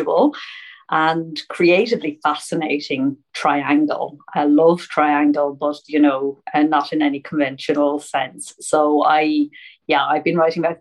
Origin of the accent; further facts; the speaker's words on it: Ireland; also born or lived in St Leonards-on-Sea, England; now in London, United Kingdom; I'm an Irish indie author. I live in London, though, London, England, and St. Leonard's-on-Sea.